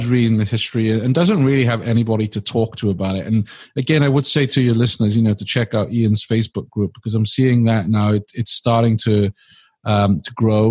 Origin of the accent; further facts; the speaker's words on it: Swansea, Wales, United Kingdom; Swansea, my hometown